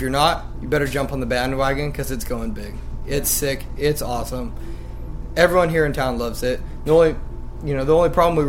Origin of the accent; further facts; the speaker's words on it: Lemoore, California, United States; I'm 20 years old, and I'm from Lemoore, California.